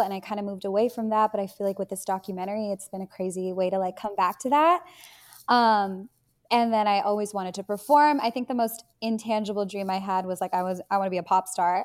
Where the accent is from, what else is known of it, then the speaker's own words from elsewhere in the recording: Bay Area, Silicon Valley, California, United States; I grew up in the Bay Area, in the Silicon Valley